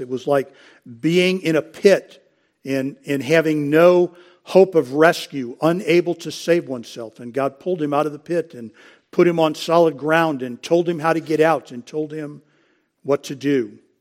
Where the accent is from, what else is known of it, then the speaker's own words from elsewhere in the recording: United States; as American Christians